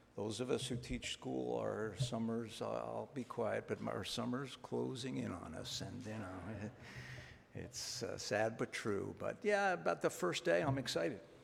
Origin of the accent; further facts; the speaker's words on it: Philadelphia, Pennsylvania, United States; moved away as an adult; now in Maine, United States; I'm from Philadelphia